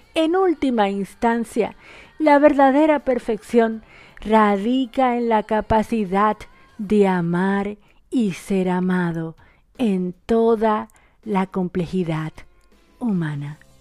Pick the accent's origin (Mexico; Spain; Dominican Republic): Dominican Republic; now in Argentina; una dominicana en Argentina